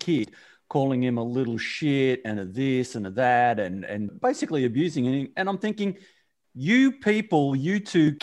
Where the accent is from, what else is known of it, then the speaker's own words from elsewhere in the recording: Australia; my teen years as a Aussie male coming into adulthood